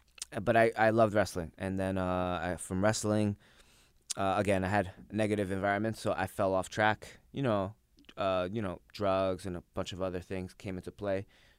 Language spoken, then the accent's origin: English; Pennsylvania, United States; now in New York, United States; I was born in New York but raised in Pennsylvania.